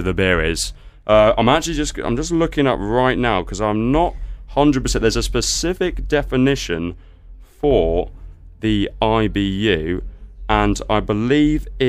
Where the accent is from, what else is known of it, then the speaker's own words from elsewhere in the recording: Yorkshire and the Humber, United Kingdom; now in Manchester, United Kingdom; I'm from Yorkshire